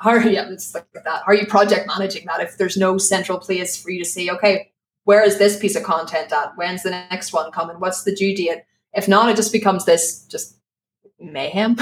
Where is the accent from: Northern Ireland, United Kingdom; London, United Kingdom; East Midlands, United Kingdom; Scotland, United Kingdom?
Northern Ireland, United Kingdom; Belfast; accent: Belfast; moved away as an adult; now in Spain; my Belfast accent